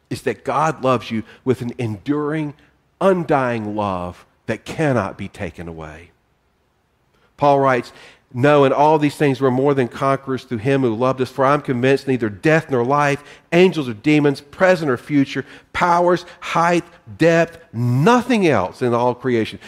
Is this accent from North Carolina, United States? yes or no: yes; North Carolina, United States; I'm from North Carolina